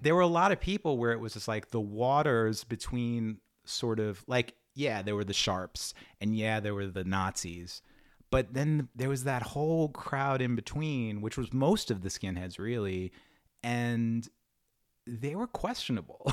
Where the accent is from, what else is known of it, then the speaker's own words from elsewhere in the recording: New York City, New York, United States; also born or lived in Long Island; I grew up in Queens